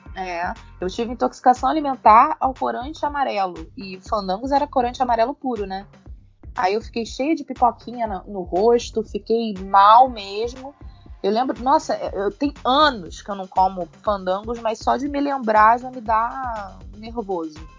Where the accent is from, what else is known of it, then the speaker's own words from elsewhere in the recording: Rio de Janeiro, Brazil; Eu sou do Rio